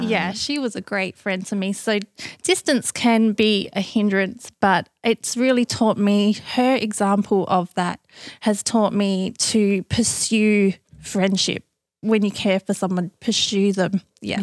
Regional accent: Australia; now in United States; being Australian, living in America

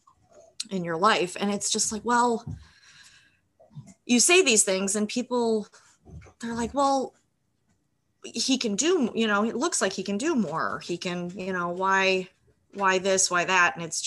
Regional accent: Illinois, United States; moved away as an adult; I'm originally from Illinois

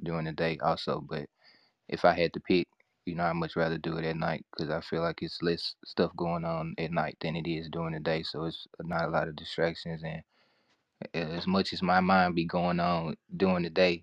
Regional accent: Memphis, Tennessee, United States; I'm from Memphis, Tennessee, artist, songwriter, poet.

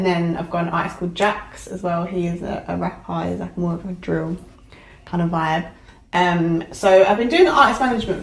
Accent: Essex, East of England, United Kingdom; I'm from Essex

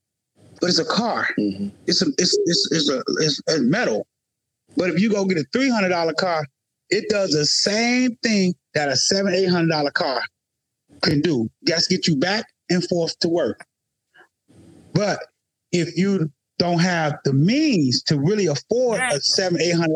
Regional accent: the South, United States; I grew up in the South, and we was always taught to appreciate everything.

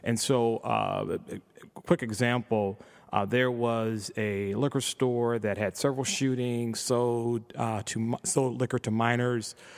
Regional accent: Chicago, Illinois, United States; grew up on the south side of Chicago

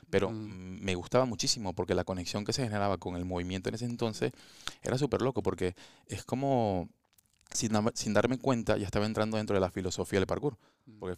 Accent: Venezuela; moved away as an adult; now in Spain; en mi país, en Venezuela

